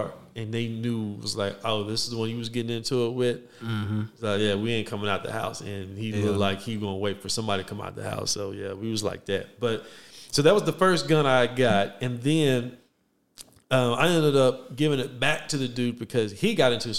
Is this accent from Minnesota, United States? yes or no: no; Waco, Texas, United States; I'm from Waco